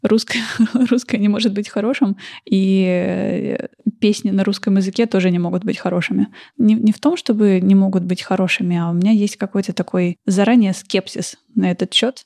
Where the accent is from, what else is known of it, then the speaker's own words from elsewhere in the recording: Saint Petersburg, Russia; я выросла в Петербурге